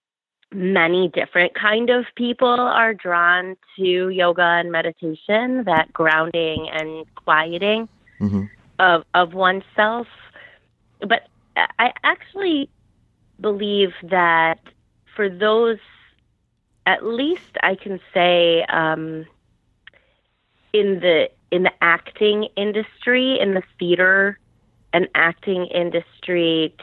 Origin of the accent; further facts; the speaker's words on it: Chicago suburbs, Illinois, United States; now in New York, United States; I grew up in the Chicago suburbs